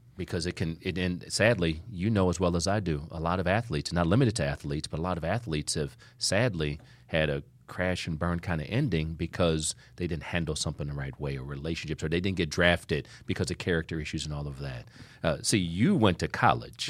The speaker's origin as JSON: {"language": "English", "region": "Ohio", "country": "United States", "said": "I'm from Ohio"}